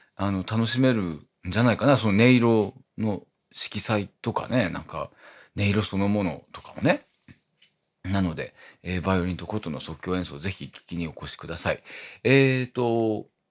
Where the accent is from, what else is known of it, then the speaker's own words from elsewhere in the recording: Iwate, Japan; now in Tokyo, Japan; 僕のあの、故郷の、えっ、ー、と、岩手はね